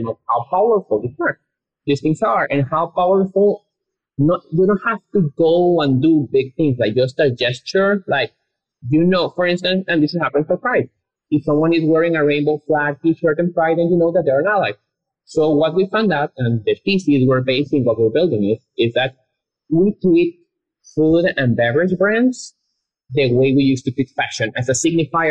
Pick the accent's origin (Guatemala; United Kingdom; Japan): Guatemala; moved away as an adult; now in Austin, United States; we came from Guatemala, which is a very conservative country, a Catholic country. Like, we both went to all boys Catholic schools